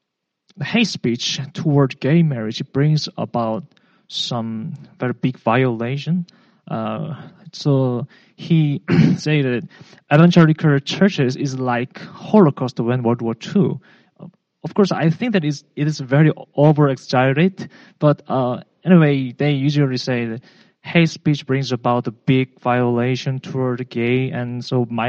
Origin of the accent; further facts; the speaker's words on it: South Korea; moved away; I'm a foreigner. I am from South Korea.